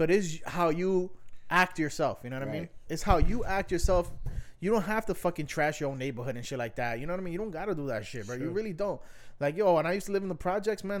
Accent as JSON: {"language": "English", "town": "New York City", "region": "New York", "country": "United States", "tie": "born or raised there", "also_born_or_lived": "Washington Heights, Manhattan", "said": "we were both raised in the Bronx"}